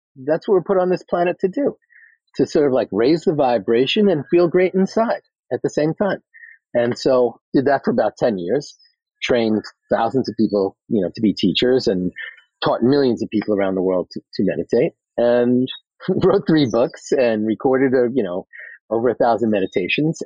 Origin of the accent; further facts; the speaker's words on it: New York City, New York, United States; I'm from Queens